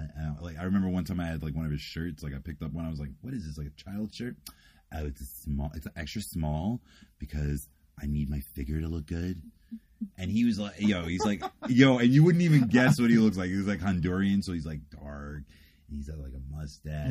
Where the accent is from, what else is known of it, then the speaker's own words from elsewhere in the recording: New York City, New York, United States; accent: New York accent; moved away; also born or lived in Brooklyn / Indiana / New Jersey; I was born in Brooklyn, but I was raised in Queens